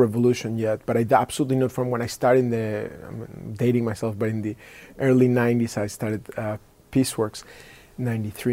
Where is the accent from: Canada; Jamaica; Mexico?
Mexico; moved away; I was born in Mexico.